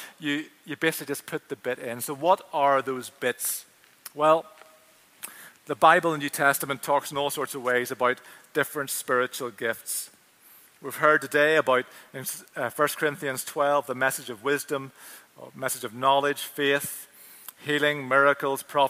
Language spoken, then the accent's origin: English; Belfast, Northern Ireland, United Kingdom; the church that I grew up with in Finian's, top of the Craigor Road in East Belfast